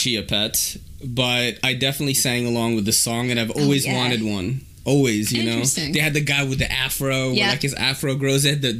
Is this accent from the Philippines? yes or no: yes; Philippines; now in United States; didn't have a lot of Americana growing up, and I think that is part of it, right? Because, you know, we immigrated here from the Philippines.